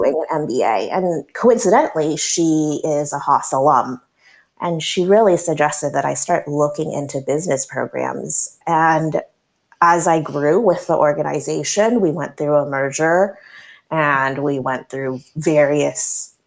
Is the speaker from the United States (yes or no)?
yes; Berkeley, California, United States; growing up in the Albany, Berkeley area